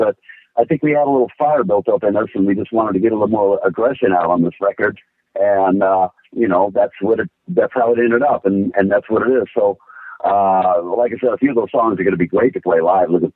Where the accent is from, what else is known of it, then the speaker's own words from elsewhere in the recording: Bay Area, California, United States; the Bay Area, my hometown here